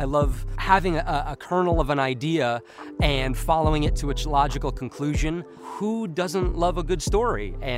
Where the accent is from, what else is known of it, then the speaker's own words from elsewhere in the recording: New York City, New York, United States; now in Las Vegas, United States; I'm originally from Queens, New York, but I've resided in Las Vegas, Nevada for about 22 years now.